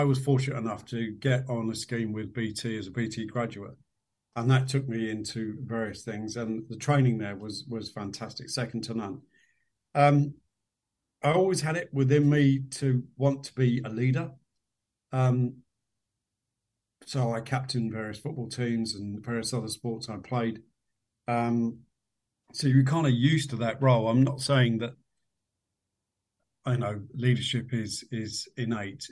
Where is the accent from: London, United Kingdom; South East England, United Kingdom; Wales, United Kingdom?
London, United Kingdom; We lived in a part of West London. I was born in West London.